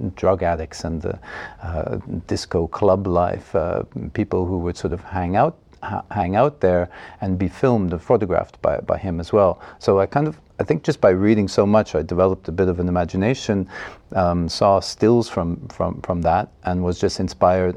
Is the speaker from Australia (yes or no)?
no; Montreal, Quebec, Canada; now in Estonia; I was born in Montreal, in the province of Quebec, Canada, in 1965.